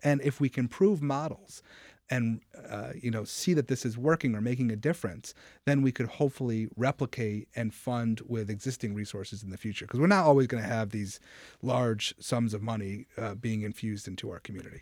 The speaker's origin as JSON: {"language": "English", "town": "Rochester", "region": "New York", "country": "United States", "tie": "born or raised there", "said": "I grew up in Rochester"}